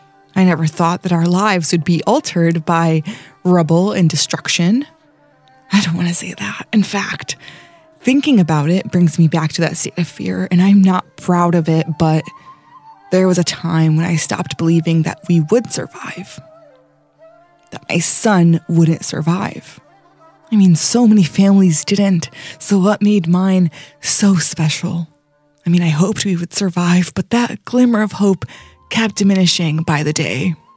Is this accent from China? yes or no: no; Daraa, Daraa Governorate, Syria; now in Milwaukee, United States; I am a refugee from Syria, specifically the city of Daraa, 8 miles away from the Jordanian border.